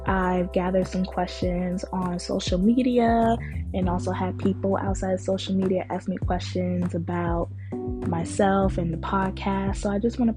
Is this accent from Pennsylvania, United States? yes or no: no; Newburgh, New York, United States; also born or lived in Bronx / Jacksonville, Florida; I am from Newburgh, New York. I was raised in the Bronx for a little bit, and then I moved to Jacksonville, Florida, and I am 23 years old.